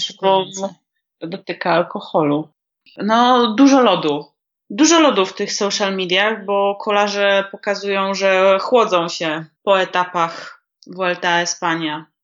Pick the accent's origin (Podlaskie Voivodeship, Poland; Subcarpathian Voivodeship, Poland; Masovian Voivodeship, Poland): Masovian Voivodeship, Poland; Warsaw; Ja jestem dresiarą z Bemowa i się tego nie wstydzę. Nike po prostu na początku lat dziewięćdziesiątych, może drogie dzieci, nie wiedziałyście, to po prostu był szczyt szpanu i u mnie na dzielni